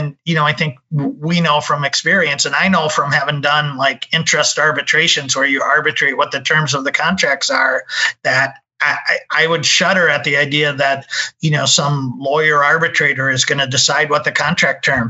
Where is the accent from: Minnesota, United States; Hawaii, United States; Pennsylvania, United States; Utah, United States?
Minnesota, United States; I'm from Minnesota, so that's kind of where I got my start